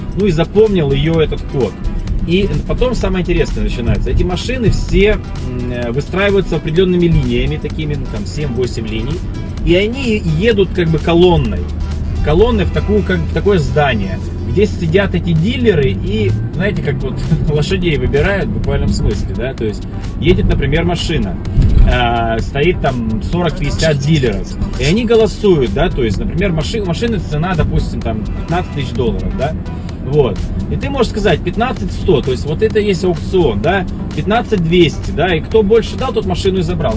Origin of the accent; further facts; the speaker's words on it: Novorossiysk, Krasnodar Krai, Russia; now in United States; мой родной город Новороссийск